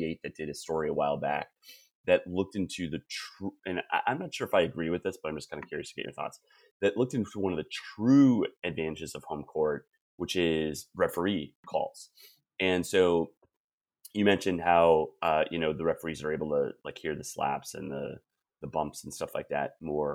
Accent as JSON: {"language": "English", "region": "Wisconsin", "country": "United States", "tie": "born or raised there", "moved": "yes", "lives_now": "Bay Area, United States", "said": "growing up in Wisconsin"}